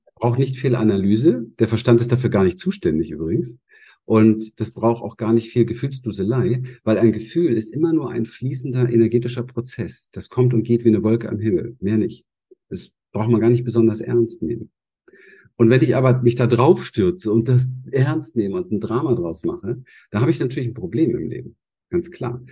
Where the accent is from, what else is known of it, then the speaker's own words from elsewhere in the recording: Berlin, Germany; Ich bin in Berlin aufgewachsen